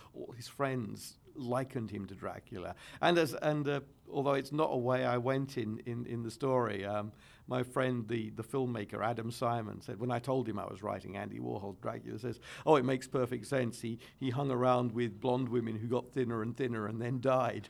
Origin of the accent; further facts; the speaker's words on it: London, United Kingdom; I'm also a Londoner.